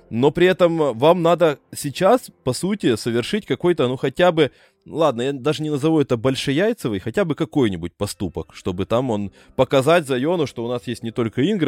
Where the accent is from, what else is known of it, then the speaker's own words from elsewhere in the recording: Brovary, Kyiv Oblast, Ukraine; я обычный броварчанин, украинец.